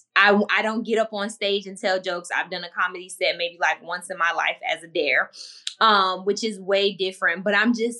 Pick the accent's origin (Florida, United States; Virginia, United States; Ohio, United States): Florida, United States; Miami; I'm from the hood. I'm from Miami, and not the part that people visit